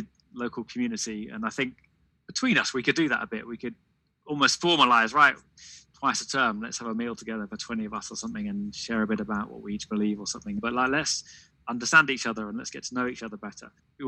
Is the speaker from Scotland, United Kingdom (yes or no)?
no; Devon, South West England, United Kingdom; moved away as an adult; also born or lived in Tower Hamlets, London; now in London, United Kingdom; I grew up in Devon, so it's a very different environment from London.